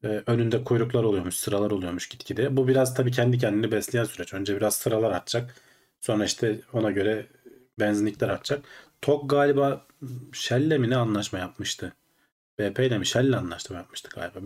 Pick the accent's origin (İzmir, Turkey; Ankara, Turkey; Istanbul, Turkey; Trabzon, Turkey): Ankara, Turkey; Ankaralıyız biz aslında.